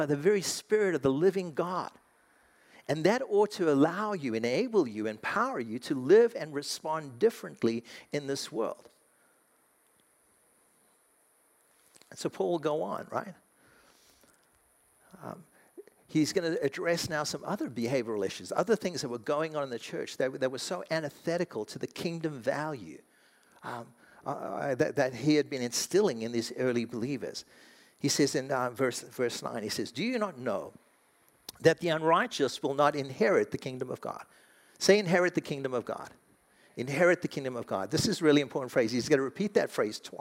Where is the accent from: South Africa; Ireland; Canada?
South Africa; now in United States; I'm an American. Technically, I'm South African